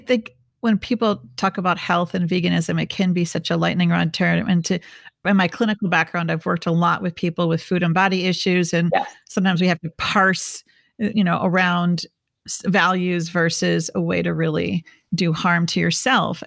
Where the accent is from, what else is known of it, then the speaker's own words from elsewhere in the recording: Midwest, United States; now in Southern California, United States; I live in Southern California. I'm from the Midwest